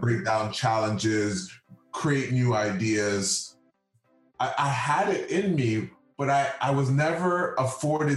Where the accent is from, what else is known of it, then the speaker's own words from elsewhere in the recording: Toronto, Ontario, Canada; I am from the community of Rexdale